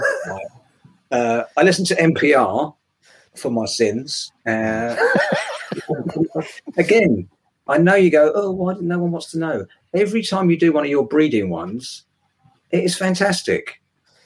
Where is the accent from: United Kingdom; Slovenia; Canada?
United Kingdom; England